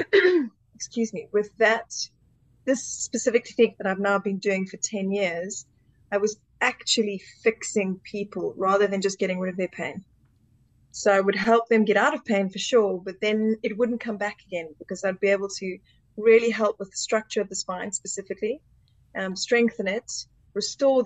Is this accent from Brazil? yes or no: no; Zimbabwe; moved away as an adult; also born or lived in South Africa; now in United Kingdom; I was born in Zimbabwe and I finished school there and moved to South Africa